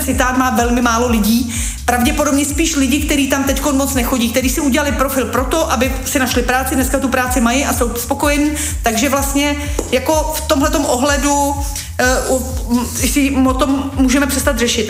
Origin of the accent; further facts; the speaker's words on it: Czechia; my jako Češi